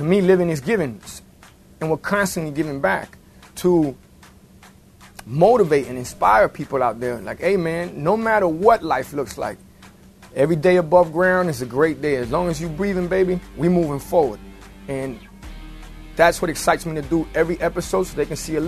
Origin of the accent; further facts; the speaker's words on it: Miami, Florida, United States; I grew up in Miami